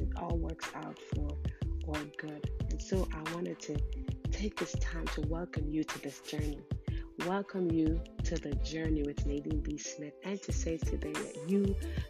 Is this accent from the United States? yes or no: no; Jamaica; I was born in Jamaica